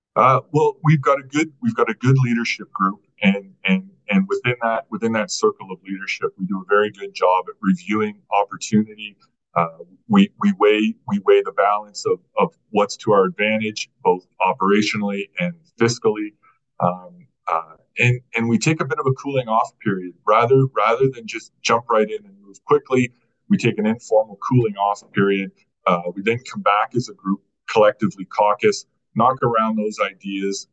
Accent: Burlington, Ontario, Canada; also born or lived in Vancouver, Canada; now in Edmonton, Canada; I grew up in Burlington, just west of just west of Toronto, uh, from from Southern Ontario

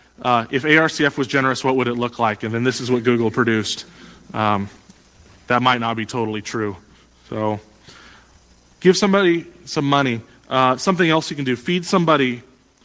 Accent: United States; as an American

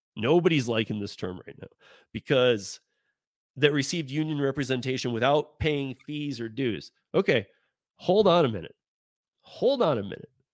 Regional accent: Michigan, United States; I grew up, again, I grew up in Michigan

